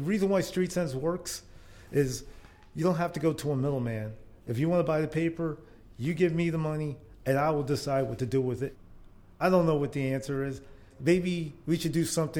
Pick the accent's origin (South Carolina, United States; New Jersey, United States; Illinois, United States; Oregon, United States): New Jersey, United States; also born or lived in Zanesville, Ohio / Philadelphia / Baltimore; now in Washington, D.C., United States; I grew up in New Jersey.